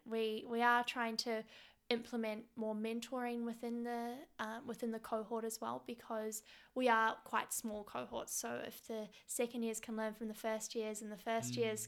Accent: Wellington, New Zealand; moved away as an adult; now in Melbourne, Australia; I'm originally from Wellington, which is the capital city of New Zealand.

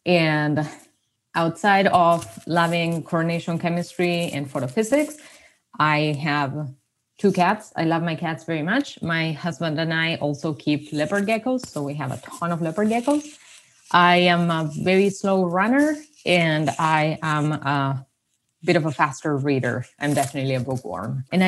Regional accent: Buenos Aires, Argentina; accent: Argentinian; English is a second language; moved away as an adult; now in United States; with an Argentinian accent, of course. I was born and raised in Argentina, in Buenos Aires, and I did undergrad in Argentina. I moved to the U.S. for my PhD.

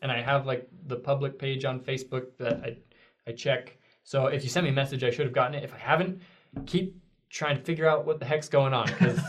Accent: Oregon, United States; moved away; also born or lived in Mexico / New Zealand; I was raised in Oregon, man. Oregon. That's far from the Utah bubble

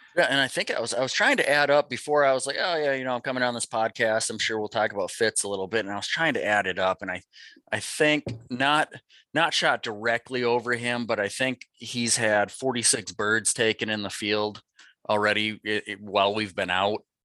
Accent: Fargo, North Dakota, United States; I grew up in North Dakota. I'm originally from uh, Fargo

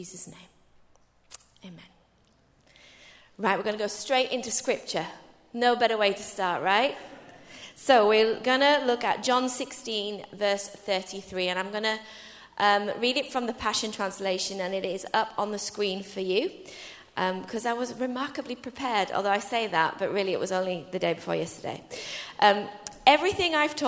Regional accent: England, United Kingdom; I'm your English sister

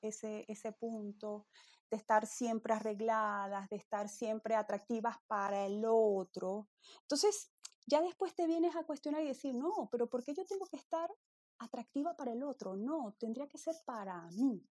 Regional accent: Venezuela; moved away; nosotros, ¿no? que venimos de Venezuela

